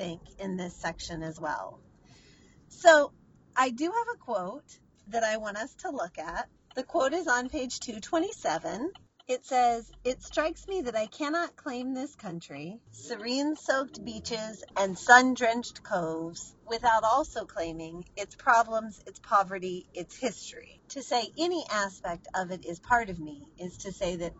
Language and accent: English; United States; I'm an American